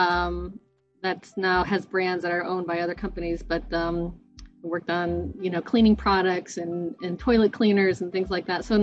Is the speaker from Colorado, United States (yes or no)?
no; Indiana, United States; moved away as an adult; also born or lived in Rochester; I grew up in Indiana